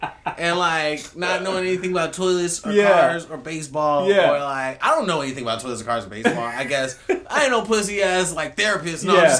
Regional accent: West Coast, United States; I'm from the West Coast

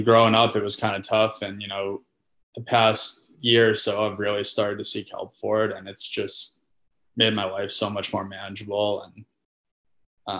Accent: Falmouth, Maine, United States; moved away as an adult; also born or lived in Manchester, New Hampshire / Cholet, France; I'm from Falmouth, Maine. Grew up playing youth hockey

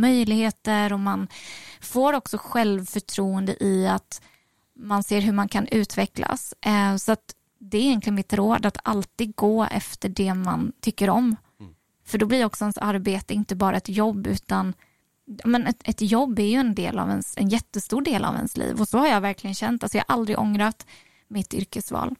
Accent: Oskarshamn, Kalmar County, Sweden; moved away as an adult; also born or lived in Falun; now in Stockholm, Sweden; Jag är född i Falun från början. Um, och flyttade ju hit då, alltså det här kommer jag inte ihåg, jag var ju tre månader. Så att jag växte upp i Mockebo

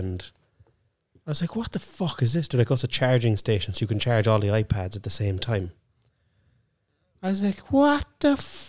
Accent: Ireland; I'm Irish, so if I see him now, he better say hello to me.

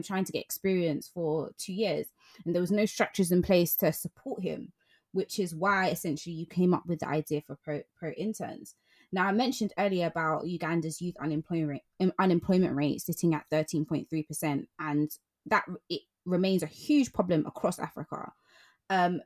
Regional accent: London, United Kingdom; as a Londoner

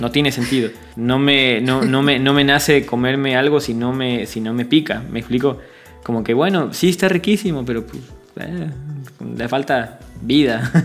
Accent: Mexico; now in Buenos Aires, Argentina; como mexicanos comemos

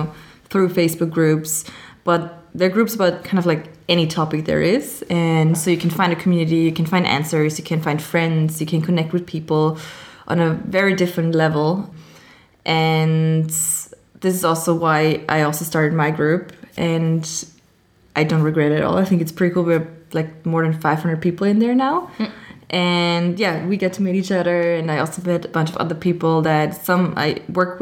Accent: Austria; moved away as an adult; also born or lived in Amsterdam; I am from Austria originally, but I travel a lot and I work location independent since about 2016

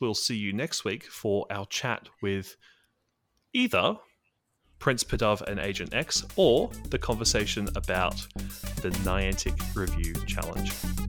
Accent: Australia; Well, as an Australian, I will say that W-A is W-A.

